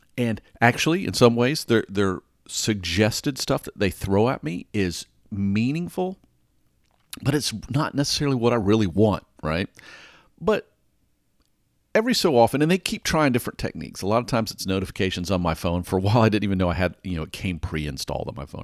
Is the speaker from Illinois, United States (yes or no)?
no; Atlanta, Georgia, United States; I grew up in Atlanta